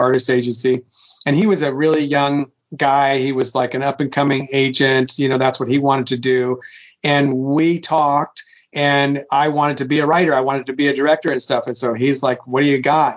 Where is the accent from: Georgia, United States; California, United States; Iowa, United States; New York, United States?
California, United States; Sacramento; moved away; I'm from Sacramento